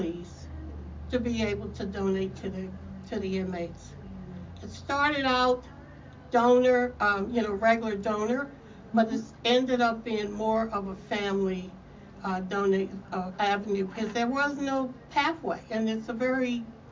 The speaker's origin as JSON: {"language": "English", "region": "Maryland", "country": "United States", "also_born_or_lived": "Newark, New Jersey", "said": "I'm from Maryland. I did my undergraduate school in Maryland"}